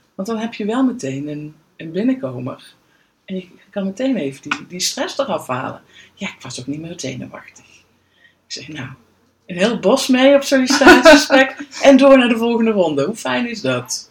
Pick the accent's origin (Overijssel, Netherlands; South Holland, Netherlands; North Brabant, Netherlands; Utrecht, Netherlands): North Brabant, Netherlands; Veldhoven; woon in Veldhoven eigenlijk al heel mijn leven.